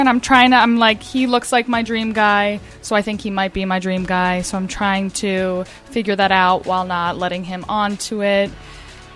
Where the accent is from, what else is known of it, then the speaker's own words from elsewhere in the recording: New Jersey, United States; moved away; I'm from Jersey, and then I vowed I would never go back